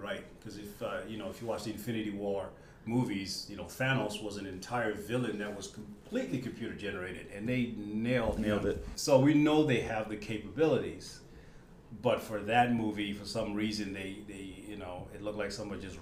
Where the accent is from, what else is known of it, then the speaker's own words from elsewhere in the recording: Botswana; I'm from Botswana, as you said, and I grew up on American TV